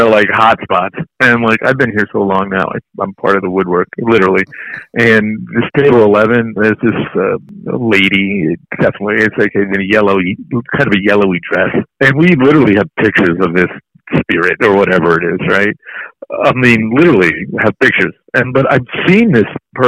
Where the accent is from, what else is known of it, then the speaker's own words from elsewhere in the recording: New York City, New York, United States; I grew up in Francis Tavern, which was my father's place.